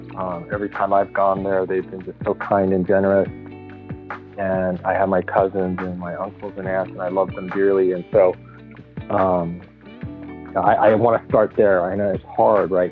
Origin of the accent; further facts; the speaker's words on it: Los Angeles, California, United States; I was born here, but my parents are both from Japan